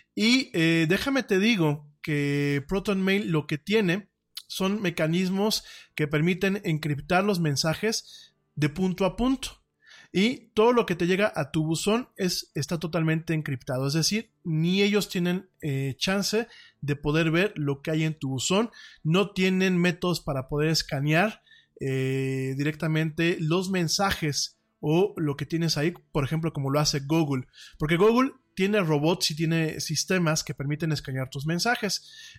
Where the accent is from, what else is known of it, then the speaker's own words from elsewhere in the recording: Mexico; aquí en mi país